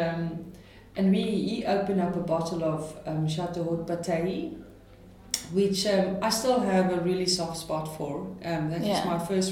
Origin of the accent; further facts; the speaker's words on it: Stellenbosch, Western Cape, South Africa; I come from Stellenbosch, and Stellenbosch has got a style